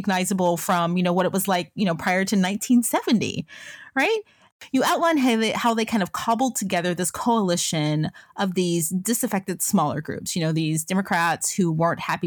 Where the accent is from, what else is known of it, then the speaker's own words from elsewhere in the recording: Memphis, Tennessee, United States; I'm from Memphis, Tennessee